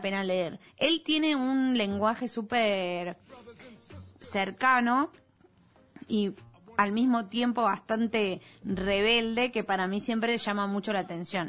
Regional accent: Bahía Blanca, Buenos Aires Province, Argentina; me crié en Bahía Blanca

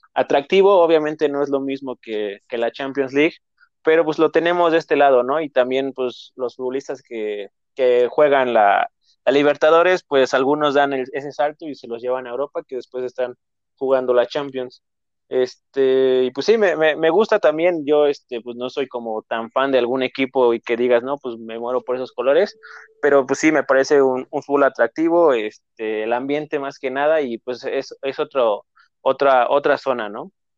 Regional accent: Mexico; nosotros como mexicanos

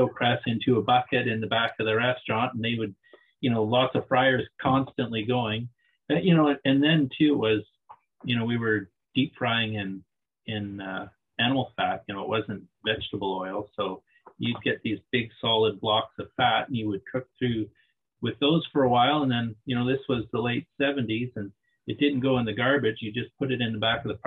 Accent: Liverpool, Nova Scotia, Canada; moved away as an adult; now in Tofino, Canada; I'm from Liverpool, Nova Scotia. That's where I was born. I grew up just outside of Liverpool on Somerville Beach.

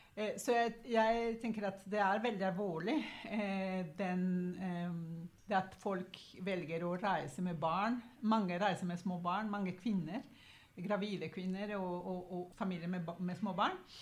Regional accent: Guatemala; now in Oslo, Norway; jeg kommer opprinnelig fra Guatemala

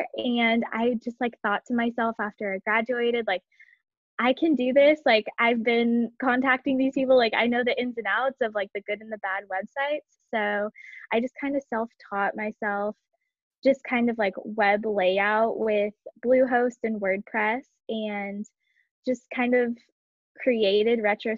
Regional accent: Kansas, United States; moved away as an adult; also born or lived in San Diego, California; I was actually born and raised in Kansas, so I have some Midwest roots, but I moved to San Diego for school

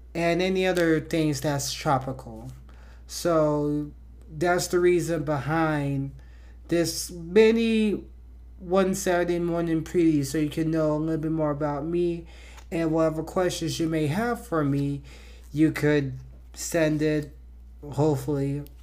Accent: Miami, Florida, United States; I was born and raised in Miami, Florida

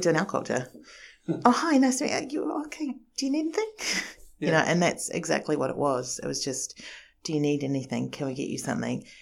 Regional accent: New Zealand; born or raised there; moved away as an adult; also born or lived in Japan

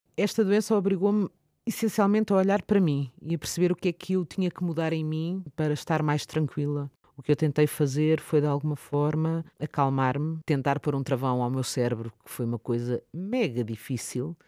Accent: Lisbon, Portugal; now in Oeiras, Portugal; nasci em Benfica e vivo atualmente na zona da Oeiras.

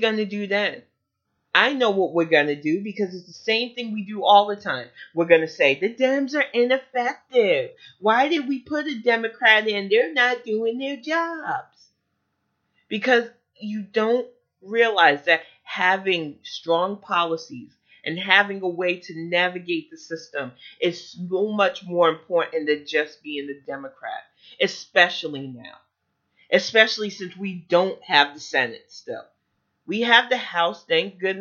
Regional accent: United States

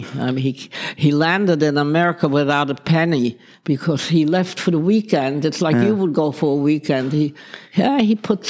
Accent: Netherlands; As a matter of fact, as little as I was, I used to walk to school. My mother let me walk. That's the kind of a country that was.

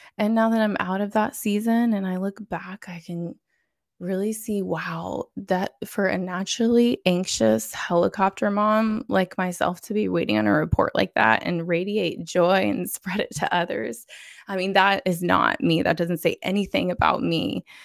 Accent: Florida, United States; I'm from Florida

